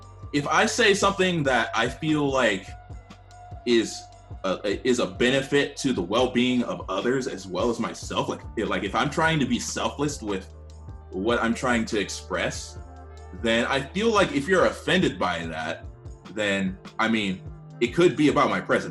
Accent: United States; I'm African American

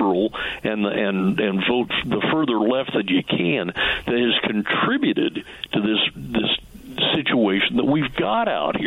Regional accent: Washington, United States; When I grew up in Washington State

